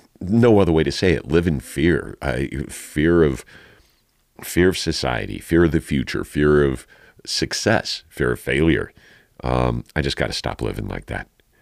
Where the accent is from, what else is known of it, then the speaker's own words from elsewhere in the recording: Santa Fe, New Mexico, United States; born there; I was born in down in Santa Fe while my bio dad was going to college on his GI Bill from his two tours of Vietnam.